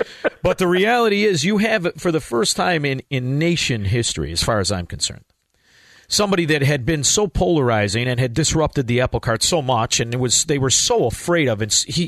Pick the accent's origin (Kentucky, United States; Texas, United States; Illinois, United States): Illinois, United States; Chicago; I'm from Chicago, Illinois, land of the dead people voting, the land of the stealing elections.